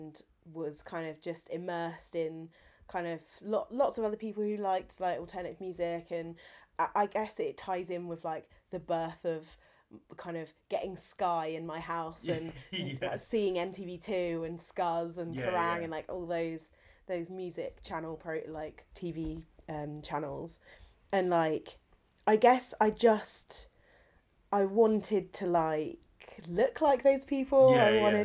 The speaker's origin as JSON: {"language": "English", "town": "Milton Keynes", "region": "South East England", "country": "United Kingdom", "tie": "born or raised there", "said": "I grew up in Milton Keynes"}